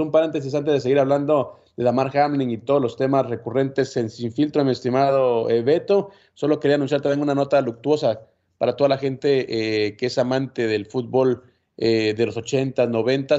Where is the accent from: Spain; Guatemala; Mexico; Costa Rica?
Guatemala; En mi país